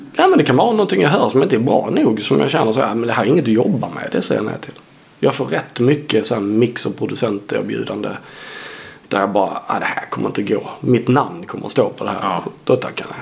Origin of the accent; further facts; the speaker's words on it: Sweden; also born or lived in Helsingborg; som svensk